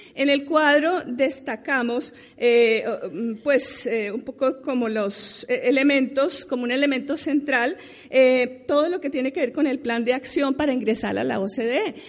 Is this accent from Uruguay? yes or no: no; Colombia; nosotros mismos como colombianos